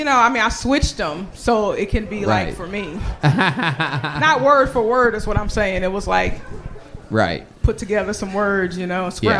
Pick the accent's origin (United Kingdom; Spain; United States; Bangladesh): United States; Houston, Texas; also born or lived in Chicago / New York; now in Austin, United States; we were raised in Houston.